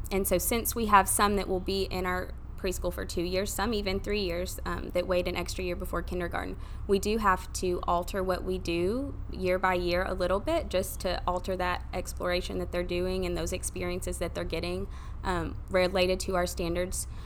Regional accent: Maryville, Tennessee, United States; grew up here, grew up in Maryville.

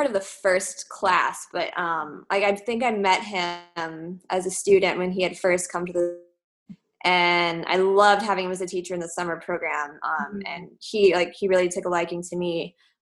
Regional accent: Dallas, Texas, United States; moved away as an adult; also born or lived in Germany; I'm originally from Dallas, Texas

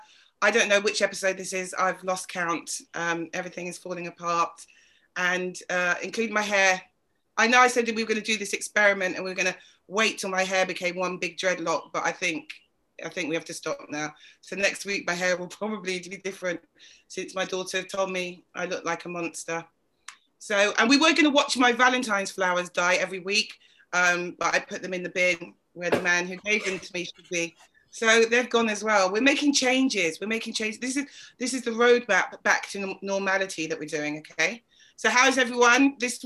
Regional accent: England, United Kingdom; I'm English.

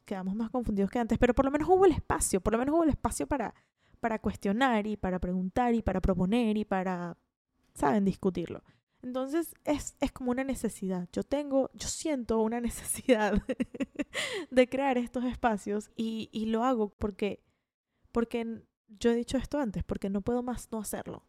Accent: Caracas, Capital District, Venezuela; moved away as an adult; now in Florida, United States; nací en Caracas, Venezuela y viví allí hasta que tuve 20 años. Y luego emigré a Florida, que es donde vivo actualmente.

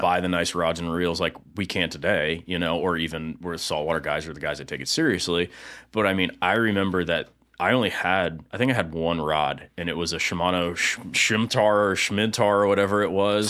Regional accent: East Lake, Florida, United States; I grew up in East Lake, more, a little more specifically in Woodfield, which is, um, right next to Eastlake High School and Brooker Creek

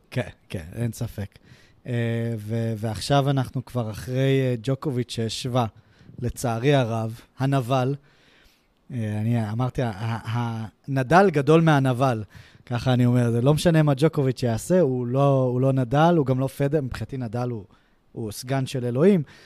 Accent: Israel

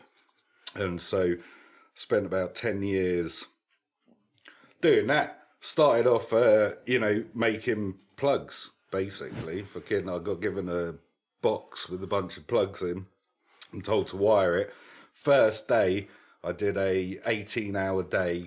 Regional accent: London, United Kingdom; I spent a lot of that time in East London

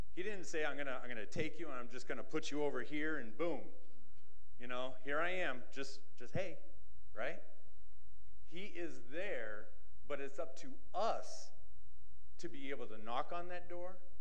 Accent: Massachusetts, United States; moved away; I grew up in Massachusetts

